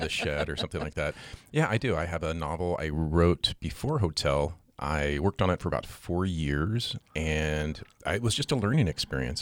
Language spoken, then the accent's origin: English; Seattle, Washington, United States; now in Great Falls, United States; I grew up in the Seattle area